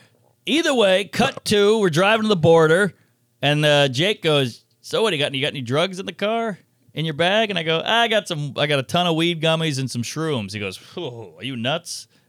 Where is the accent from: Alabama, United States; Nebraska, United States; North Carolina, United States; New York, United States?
New York, United States; I go, New York.